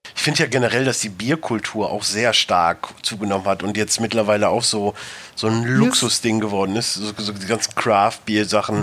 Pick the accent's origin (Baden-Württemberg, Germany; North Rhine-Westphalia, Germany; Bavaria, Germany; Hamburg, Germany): North Rhine-Westphalia, Germany; moved away; also born or lived in Ruhr area; ich komme wie gesagt aus Westfalen, da ist eher Potz